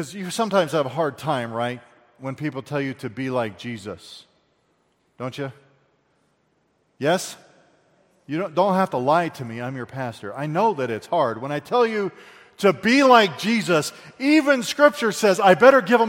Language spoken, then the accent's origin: English; United States; as an American